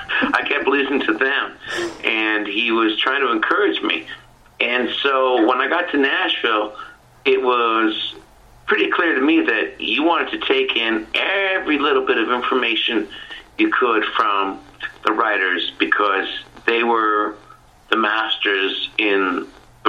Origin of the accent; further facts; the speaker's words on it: Ontario, Canada; I grew up in Ontario